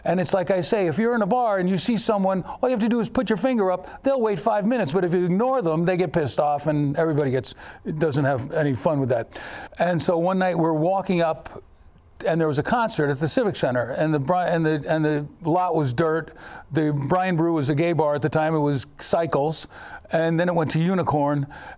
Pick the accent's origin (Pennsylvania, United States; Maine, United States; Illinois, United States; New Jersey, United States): Maine, United States; Portland; also born or lived in New York; First off, I come from New York, upstate, about 45 miles from the city. I moved up with my folks, graduated high school in Portland High School, and went from there to art school.